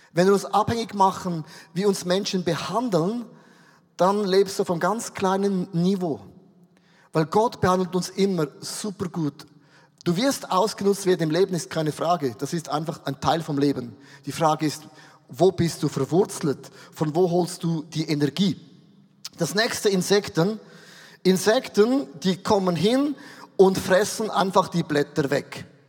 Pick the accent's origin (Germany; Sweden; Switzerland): Switzerland; als Schweizer